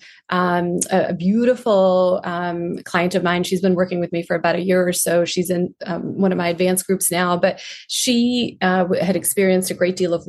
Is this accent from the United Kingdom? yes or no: no; India; moved away; I grew up in India.